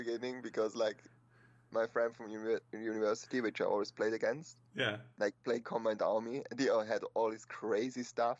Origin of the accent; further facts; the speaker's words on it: Switzerland; I'm from Switzerland